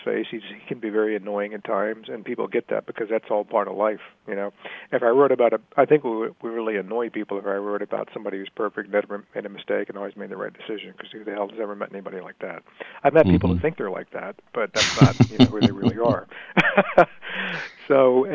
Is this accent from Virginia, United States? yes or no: yes; Richmond, Virginia, United States; I grew up in Richmond, Virginia in the 60s and 70s